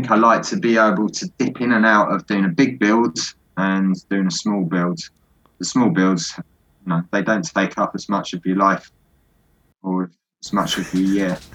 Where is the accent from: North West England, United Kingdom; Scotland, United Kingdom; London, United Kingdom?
Scotland, United Kingdom; They're down south. I'm from Scotland.